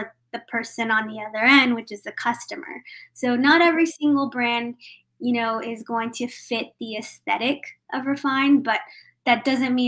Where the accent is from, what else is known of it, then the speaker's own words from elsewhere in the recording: Texas, United States; I'm primarily, like you mentioned, from Texas, born and raised